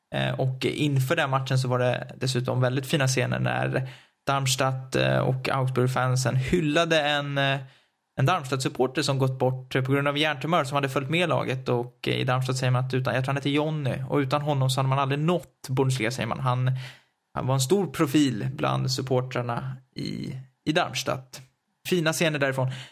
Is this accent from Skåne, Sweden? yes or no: no; Stockholm, Stockholm County, Sweden; accent: Stockholm dialect; där jag står för den tråkigaste dialekten. För det får man ändå säga att stockholmskan är